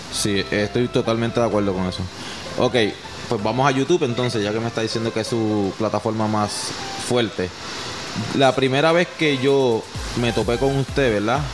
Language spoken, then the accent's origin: Spanish; Puerto Rico; Puerto Rico también le decimos, le decimos colo a los colorados.